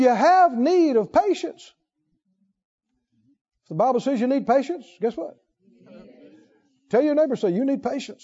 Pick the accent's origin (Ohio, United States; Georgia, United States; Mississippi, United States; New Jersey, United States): Mississippi, United States; I come from Mississippi